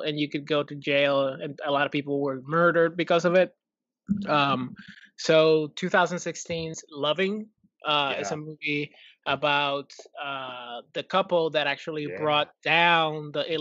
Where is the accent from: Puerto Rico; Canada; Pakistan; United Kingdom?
Puerto Rico; I'm from Puerto Rico